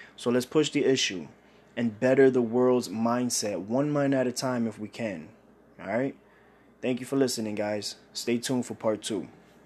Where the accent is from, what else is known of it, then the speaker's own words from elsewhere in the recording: New York City, New York, United States; I grew up in Brooklyn, New York, Bushwick